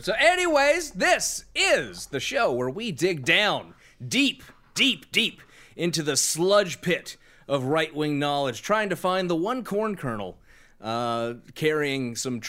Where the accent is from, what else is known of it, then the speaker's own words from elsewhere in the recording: California, United States; I'm from California. I should know this.